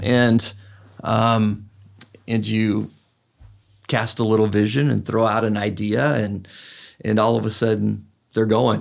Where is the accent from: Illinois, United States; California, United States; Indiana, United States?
California, United States; I'm from California, so we say, "Dude."